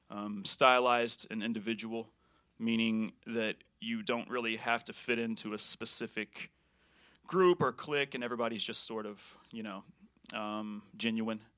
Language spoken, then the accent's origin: English; Paducah, Kentucky, United States; also born or lived in Poplar Bluff, Missouri; I'm originally from Poplar Bluff, Missouri, but I only lived there for like the first fraction of my life, and I'm, I grew up in Paducah. And moved here, met these guys.